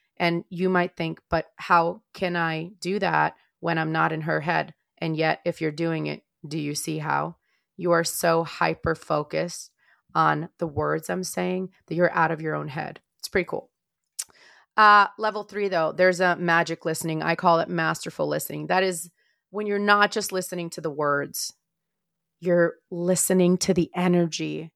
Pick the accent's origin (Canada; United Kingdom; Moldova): Moldova; moved away; also born or lived in Maryland, United States; I am not from Russia. I am from Moldova